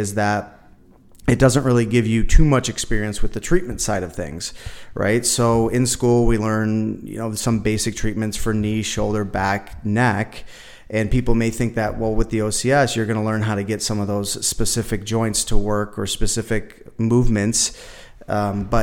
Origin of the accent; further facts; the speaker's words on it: Buffalo, New York, United States; moved away as an adult; now in Las Vegas, United States; I'm originally from Buffalo, New York, and I moved here to Vegas in 2014